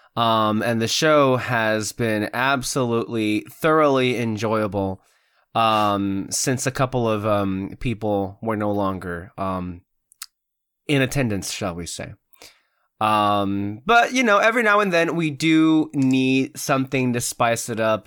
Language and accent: English; United States; as an American